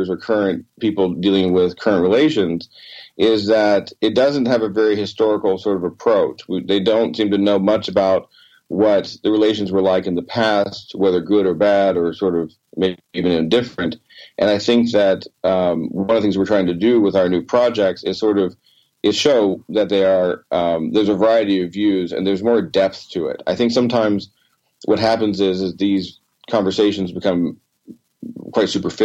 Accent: United States; I was born in the United States

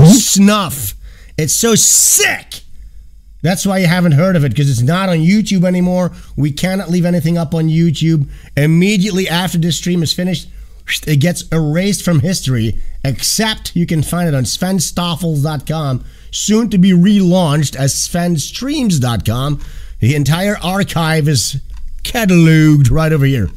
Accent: Amsterdam, North Holland, Netherlands; I'm from the Netherlands, guys. I'm from Amsterdam

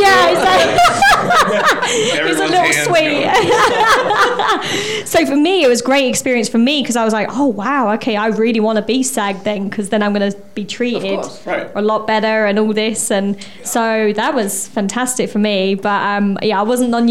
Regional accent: United Kingdom; moved away as an adult; also born or lived in England; now in Los Angeles, United States; being a Brit coming over

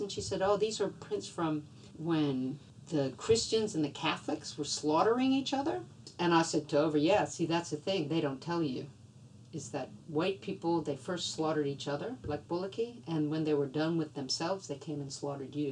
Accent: Louisiana, United States; now in Australia; I grew up in Louisiana, you know, outdoors

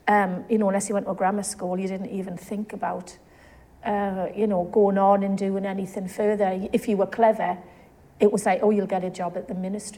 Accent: South Shields, North East England, United Kingdom; So you can tell from my accent, I'm quite local. I was brought up in South Shields.

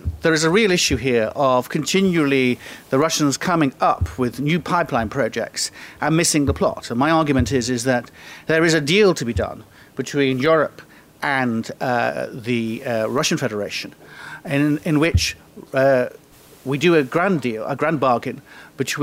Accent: United Kingdom; I am British

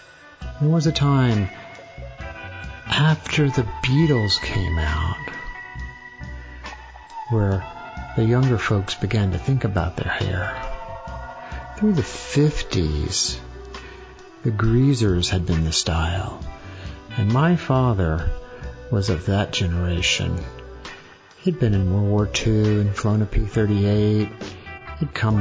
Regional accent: Columbus, United States; I grew up in Columbus, growing up with a swimming pool in the backyard.

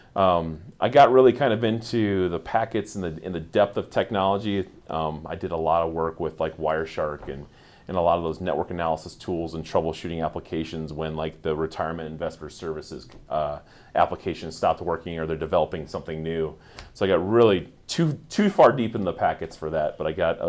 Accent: Swaledale, Iowa, United States; I grew up in a little itty bitty town in Iowa called Swaledale.

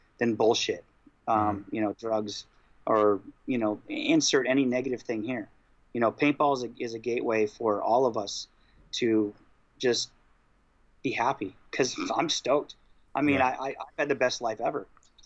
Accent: Iowa, United States; I'm from Iowa

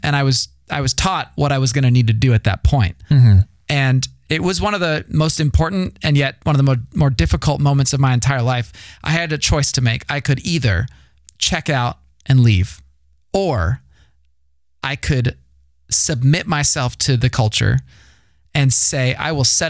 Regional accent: United States; moved away as an adult; also born or lived in Kenya; I was still American

